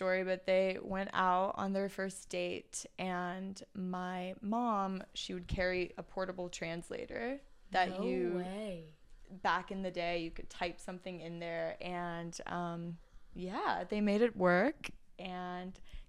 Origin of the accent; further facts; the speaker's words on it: Beijing, China; first language Mandarin; English is a second language; moved away as an adult; also born or lived in Taiwan; now in Los Angeles, United States; They moved to mainland China, to Beijing. And that's where my brother and I grew up.